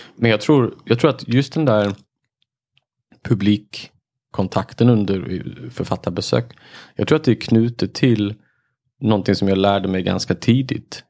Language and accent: Swedish; Marbäck, Halland County, Sweden; i mina hemtrakter, liksom. Mm. Marbäck, Tofta sådär